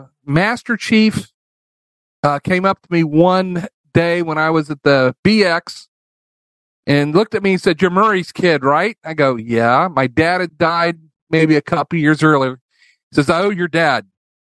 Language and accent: English; Colombia; born there; Flew helicopter for Standard Oil, and that's why I was born in Colombia rather than America.